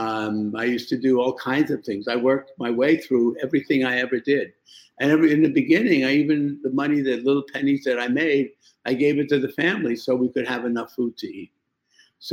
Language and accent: English; New York, United States; moved away as an adult; also born or lived in Iraq; I came to New York. I was 7 years old. And basically, I lived in New York until I went to medical school when I was in my early 20s